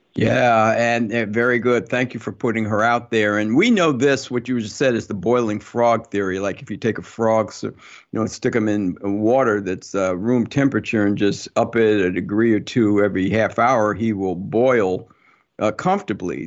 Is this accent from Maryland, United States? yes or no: no; New Jersey, United States; growing up in Jersey